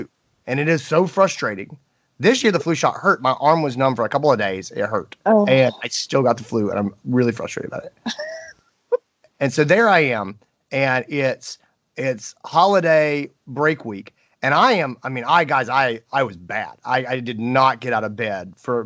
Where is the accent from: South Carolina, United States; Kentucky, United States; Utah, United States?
South Carolina, United States; Greenville; here in my hometown, Greenville, South Carolina